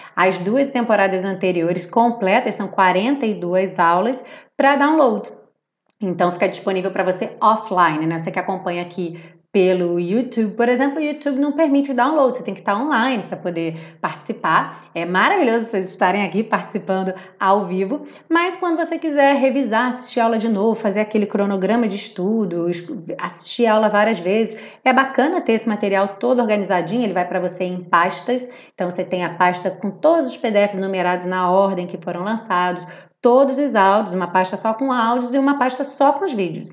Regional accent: Rio de Janeiro, Brazil; accent: carioca; quem fala como eu carioca

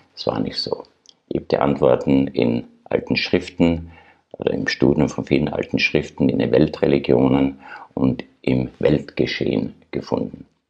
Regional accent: Austria; moved away; also born or lived in Germany; als Österreicher in Deutschland

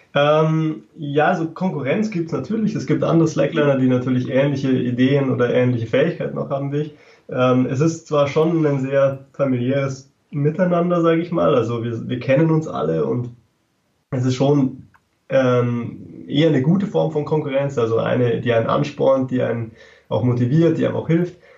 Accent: Freising, Bavaria, Germany; ich komme aus Freising bei München

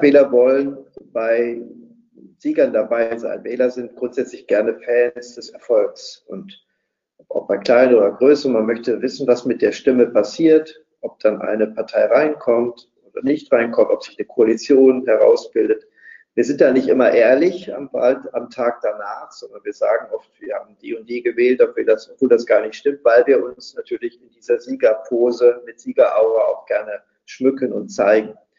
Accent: West Germany, Germany; als Westdeutscher

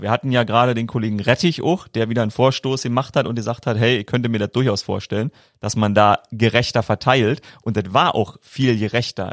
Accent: Brandenburg, Germany; als Brandenburger Jungen schon äh, auf dem Trecker

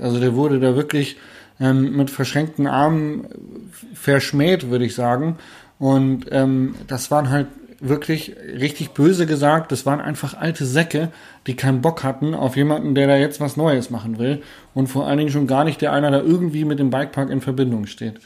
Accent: Hanover, Lower Saxony, Germany; Also bin ja Hannoveraner

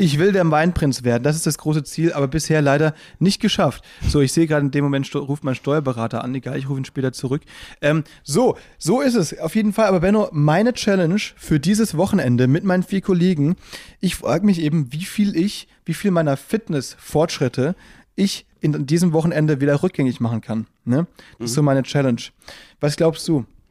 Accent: Baden-Württemberg, Germany; now in Berlin, Germany; wir kommen aus dem Badenerland

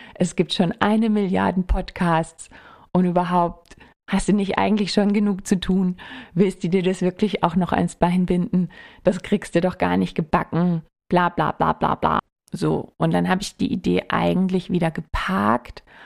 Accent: Germany; moved away as an adult; also born or lived in Munich; now in Würzburg, Germany; ich komme aus der Nähe und aus der mhm, Nähe mhm. bedeutet mhm. so eine Stunde von hier.

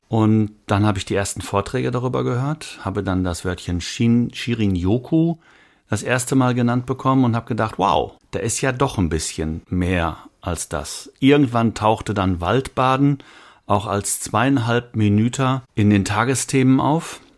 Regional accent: Rhineland, Germany; für mich jetzt mal als Rheinländer

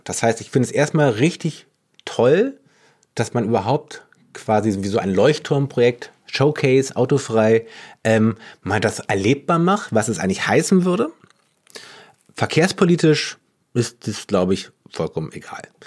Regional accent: Berlin, Germany; Wir sind Berlinerinnen, wir sind Berliner, wir mögen eigentlich alle auch unsere Stadt

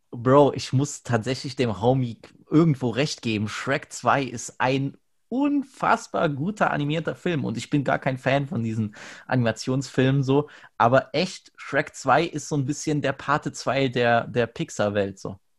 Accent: Germany; ich bin Deutscher, ja. Ich gucke gerne

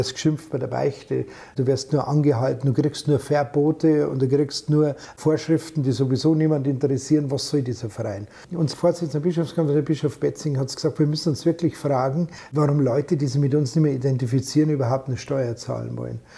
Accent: Bavaria, Germany; accent: Bavarian; da kann ich meinen Dialekt einbringen, weil ich es halt so normal auch rede.

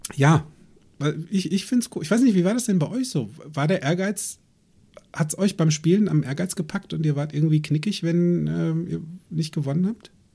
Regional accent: Limburg an der Lahn, Hesse, Germany; also born or lived in United States; bei uns in Limburg an der Lahn

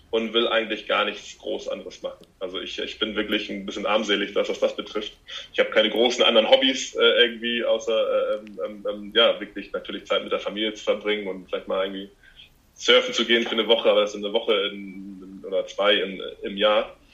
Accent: Hamburg, Germany; hier zu Hause, wo ich herkomme

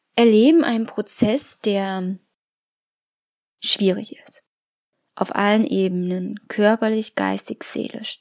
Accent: Germany; bei uns in Deutschland

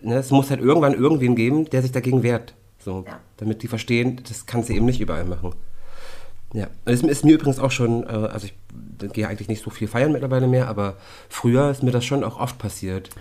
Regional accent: Hamburg, Germany; bei uns in Hamburg

